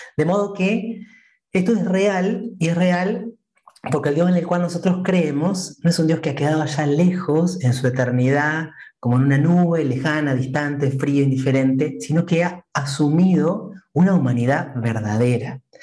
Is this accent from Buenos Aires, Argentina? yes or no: no; Entre Ríos, Argentina; yo soy argentino, como dijiste, soy de mm, la provincia de Entre Ríos, que está en el centro del país. Soy oriundo de un muy pequeño pueblo